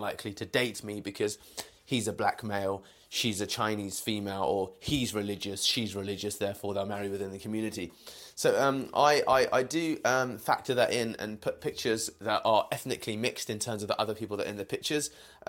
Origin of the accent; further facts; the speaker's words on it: United Kingdom; I am a British Indian male, that's obvious